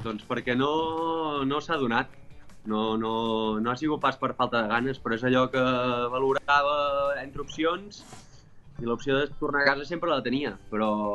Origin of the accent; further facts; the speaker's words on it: Palamós, Catalonia, Spain; also born or lived in French Alps; now in France; Jo vaig marxar de Palamós convençudíssim de que tornaria